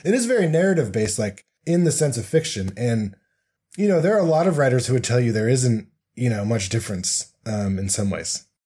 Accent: Colorado, United States; now in Salt Lake City, United States; growing up in Colorado

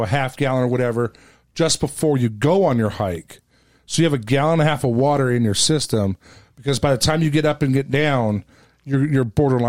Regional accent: West Coast, United States; You know, I grew up on the West Coast.

